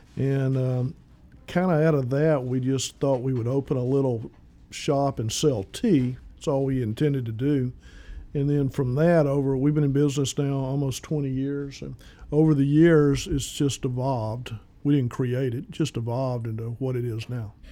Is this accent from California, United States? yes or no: no; Northeast Texas, United States; I'm originally from Northeast Texas